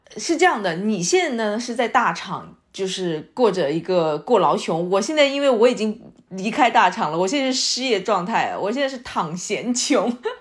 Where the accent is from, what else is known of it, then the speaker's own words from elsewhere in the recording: China; 我们应该说是作为中国人，还是我们这个民族，就是包括我们的父母吧，特别是上一代，就是更倾向于稳妥